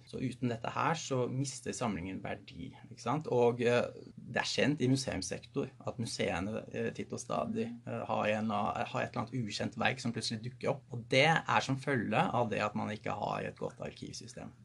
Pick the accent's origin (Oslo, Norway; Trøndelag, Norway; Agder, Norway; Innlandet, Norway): Oslo, Norway; Jeg er oppvokst i Oslo